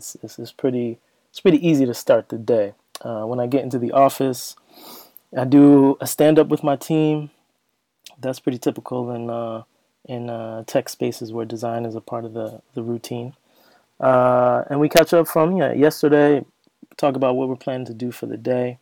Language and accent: English; Bergen County, New Jersey, United States; moved away as an adult; also born or lived in Princeton, New Jersey / New York City / Washington, D.C.; now in Amsterdam, Netherlands; I was born in Princeton, where my parents were at school. And I spent my childhood in Bergen County. That's basically a suburb of New York.